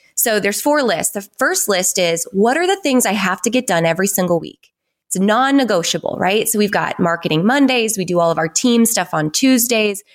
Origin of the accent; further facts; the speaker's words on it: North Dakota, United States; I grew up on a ranch in North Dakota, like no stoplights, no fast food restaurants, sixteen hundred people, super small town.